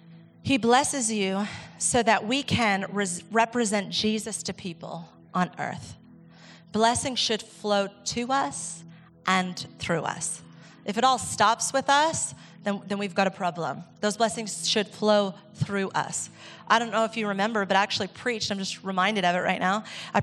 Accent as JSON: {"language": "English", "country": "Ecuador", "tie": "born or raised there", "said": "And I realized that I thought that because I grew up in the Amazon. I'm like, we have to live our own, like my experience from Ecuador taught me what a waterfall is."}